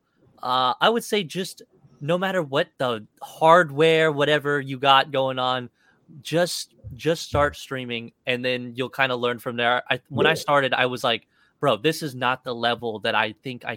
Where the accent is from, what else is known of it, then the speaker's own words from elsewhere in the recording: Kansas, United States; I moved to Kansas pretty young. So I grew up in Kansas most of my life.